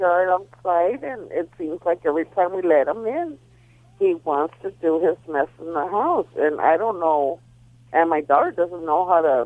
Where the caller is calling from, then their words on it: Baldwin Park, California, United States; I'm calling from Bone Park